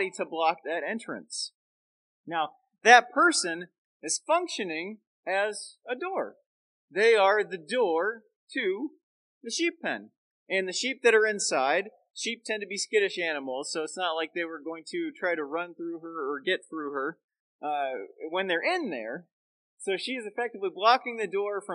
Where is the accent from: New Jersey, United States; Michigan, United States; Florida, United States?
Florida, United States; Central; moved away as an adult; now in Chicagoland, United States; growing up in the South and Southwest and Central Florida